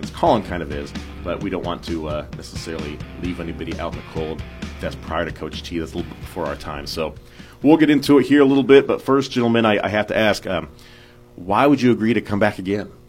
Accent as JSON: {"language": "English", "town": "Union Star", "region": "Missouri", "country": "United States", "said": "I'm from Union Star, Missouri. Graduated in uh, 2007. Uh, got to Northwest."}